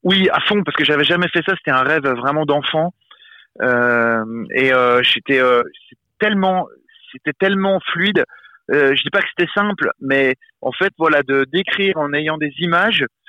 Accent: Besançon, Bourgogne-Franche-Comté, France; j'ai grandi à Besançon

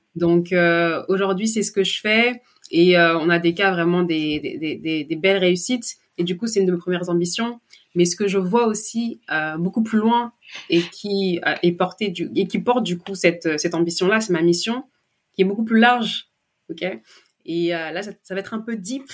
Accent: France; je suis née en France, j'ai grandi en France

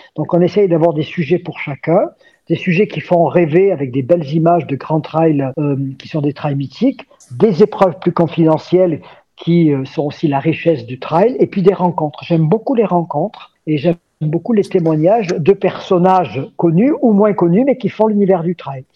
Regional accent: Gap, Provence-Alpes-Côte d'Azur, France; born or raised there; moved away as an adult

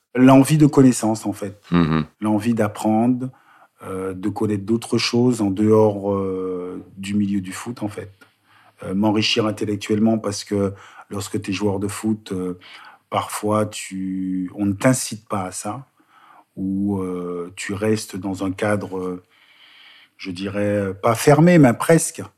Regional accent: Bois-Colombes, Île-de-France, France; also born or lived in Guadeloupe; J'ai grandi euh, dans la région parisienne

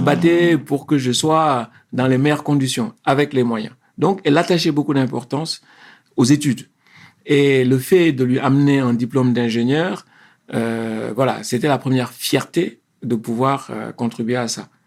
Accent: Senegal; moved away as an adult; also born or lived in Paris, France; now in France; je suis originaire du Sénégal. Mhm. je suis né au Sénégal euh, il y a un peu plus de 50 ans. Euh, j'ai fait mes écoles euh, primaires et secondaires au Sénégal.

